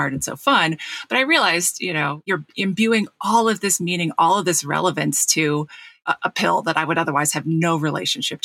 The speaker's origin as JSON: {"language": "English", "region": "New Jersey", "country": "United States", "tie": "born or raised there", "said": "I grew up in South Jersey"}